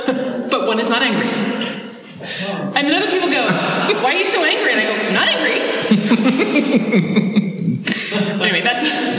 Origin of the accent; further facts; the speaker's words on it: Australia; I so identify with it because I'm an Australian and everyone looks down on us because we used to be convicts.